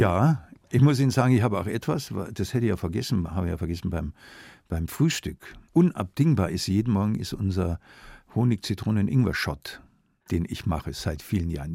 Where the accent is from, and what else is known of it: Munich, Bavaria, Germany; born or raised there; also born or lived in Augsburg